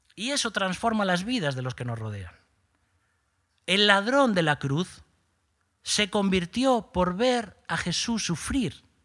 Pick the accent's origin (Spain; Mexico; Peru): Spain; Galicia; Somos gallegos